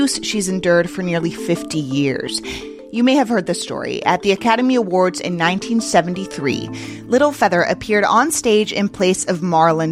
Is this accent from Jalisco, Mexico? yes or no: no; Mexico City, Mexico; moved away; I'm from Mexico City and I still have family and friends there.